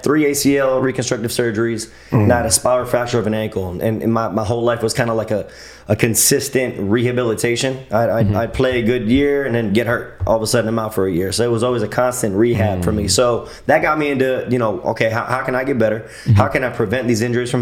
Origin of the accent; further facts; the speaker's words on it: Pembroke Pines, Florida, United States; also born or lived in Chicago; I'm actually from Pembroke Pines, born and raised Pembroke Pines.